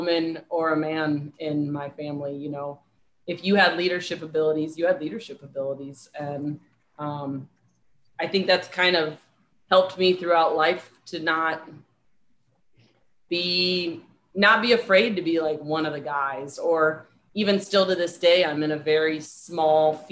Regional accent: St. Louis, Missouri, United States; moved away as an adult; also born or lived in San Diego / Charlottesville, Virginia; now in Fort Lauderdale, United States; I grew up in St. Louis, Missouri. I currently live in Fort Lauderdale, Florida.

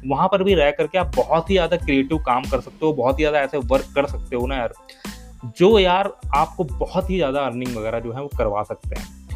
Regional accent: Kanpur, Uttar Pradesh, India; also born or lived in Delhi; मैं तो कानपुर शहर से बिलोंग करता हूँ बट मेरा गाँव है यहाँ से चालीस पैंतालीस किलोमीटर दूर कानपुर देहात गाँव

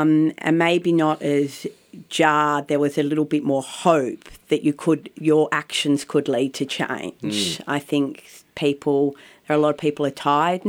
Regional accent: Bondi Junction, New South Wales, Australia; In Bondi Junction.

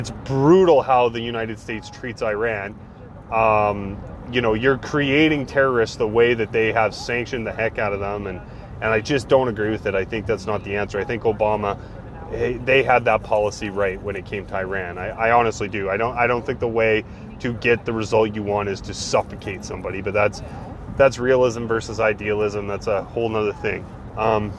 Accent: Canada; my country, our country. You know? We're Canadians

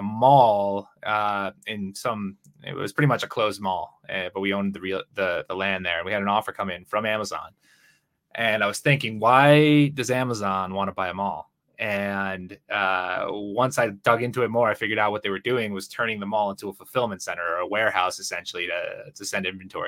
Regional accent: Connecticut, United States; moved away as an adult; now in Guadalajara, Mexico; I'm from Connecticut originally. I live in Guadalajara, Mexico now

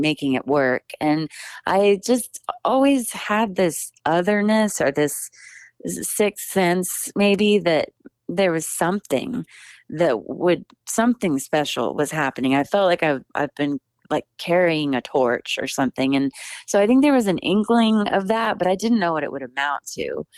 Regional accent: Hill Country, South Texas, United States; I grew up in South Texas in the hill country

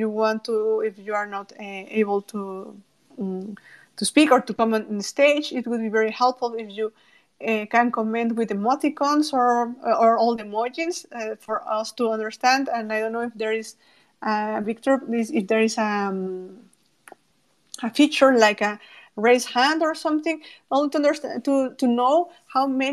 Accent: Mexico; from Mexico

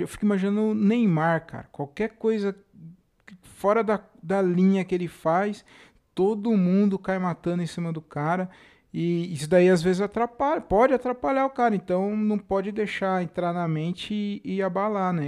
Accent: Jundiaí, São Paulo, Brazil; also born or lived in Tanabi; Eu nasci lá em Tanabi e vim para Jundiaí muito pequeno

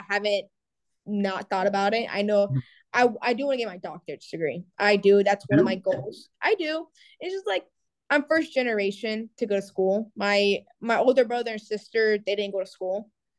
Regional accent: Cuba; now in United States; You know, we came here to the States with nothing, you know, we came from Cuba to Florida, you know, living our life.

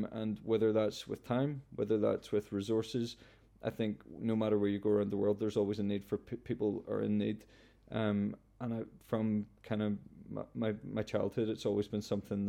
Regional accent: Cullybackey, Northern Ireland, United Kingdom; I know I'm from Cullybaggy, which is a little village, but a big part of my life has always been traveling.

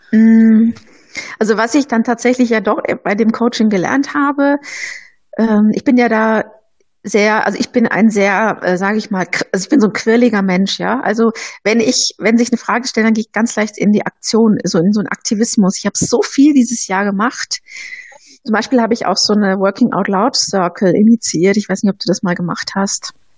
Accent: Bochum, North Rhine-Westphalia, Germany; now in Nuremberg, Germany; ich komme ja aus dem Ruhrgebiet, aus Bochum

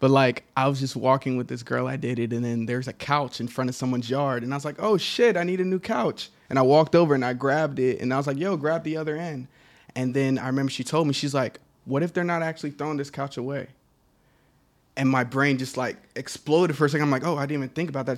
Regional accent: Dallas, Texas, United States; I grew up in Dallas

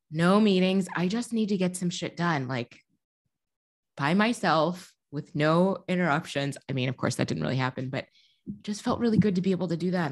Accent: Midwest, United States; now in Chicago, United States; As a Midwesterner

